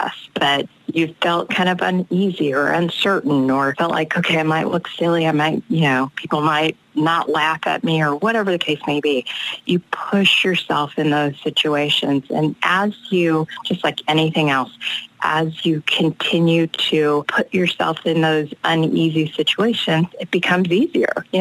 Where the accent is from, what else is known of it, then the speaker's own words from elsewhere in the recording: Los Angeles, California, United States; I came from South Central Los Angeles, the first generation